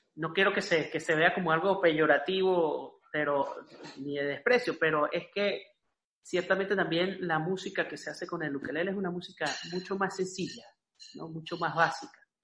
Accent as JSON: {"language": "Spanish", "region": "Andes", "country": "Venezuela", "said": "soy de los Andes"}